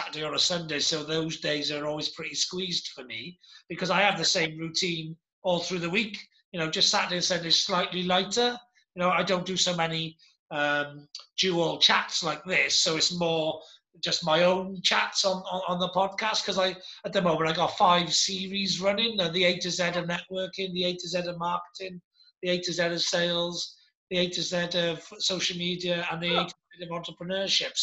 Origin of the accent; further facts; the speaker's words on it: Wales, United Kingdom; I'm Welsh, I am